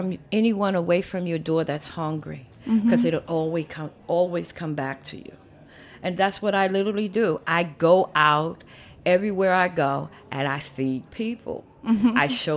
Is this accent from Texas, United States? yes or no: no; New York City, New York, United States; I was born in Harlem Hospital 57 years ago. And my parents came from South Carolina.